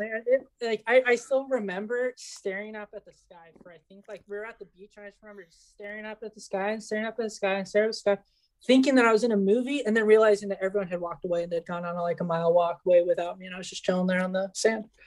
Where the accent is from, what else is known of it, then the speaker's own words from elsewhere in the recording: Yucatán, Mexico; moved away; also born or lived in California, United States; I was born in California. I grew up in Mexico